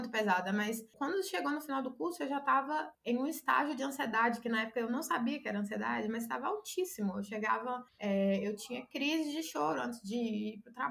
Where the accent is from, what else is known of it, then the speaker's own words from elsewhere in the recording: Conselheiro Pena, Minas Gerais, Brazil; eu sou de Conselheiro Pena, é bem, bem interior. E aí é a maior cidade aqui perto é Governador Valadares.